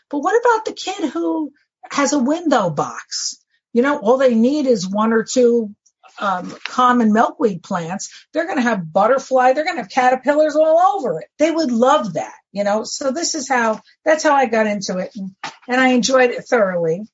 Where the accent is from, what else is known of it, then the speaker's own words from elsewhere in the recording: Woodbridge, New Jersey, United States; I came home from Elizabeth General Hospital to that house on uh, Lockwood Avenue, and I heard those New York trains going 24 hours a day.